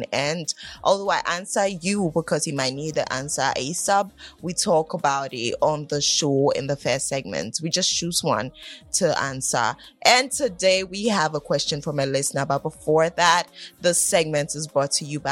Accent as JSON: {"language": "English", "country": "Ghana", "said": "We're from Ghana"}